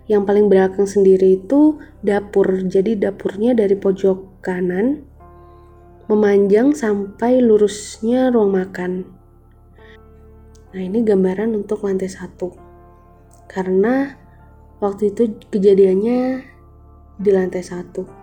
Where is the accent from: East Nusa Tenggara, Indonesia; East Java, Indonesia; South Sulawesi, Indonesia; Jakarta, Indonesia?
East Java, Indonesia; Malang; saya dari Kota Malang.